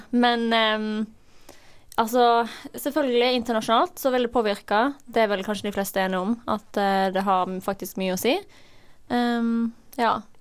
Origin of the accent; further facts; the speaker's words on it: Norway; oss som nordmenn